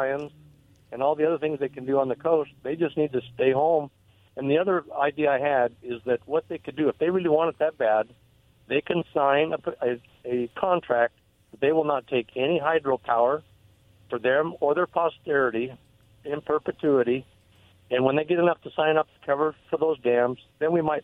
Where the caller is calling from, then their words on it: Basin City, Washington, United States; I'm calling from Basin City